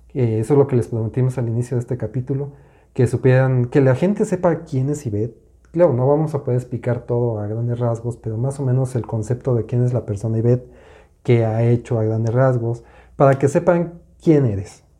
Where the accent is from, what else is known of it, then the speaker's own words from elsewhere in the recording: Mexico City, Mexico; yo soy de la Ciudad de México